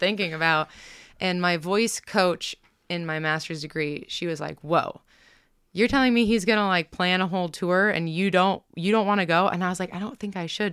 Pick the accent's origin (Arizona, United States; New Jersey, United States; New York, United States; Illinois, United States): New York, United States; Rochester; also born or lived in Pittsburgh / Virginia; now in Kansas City, United States; I grew up outside of Rochester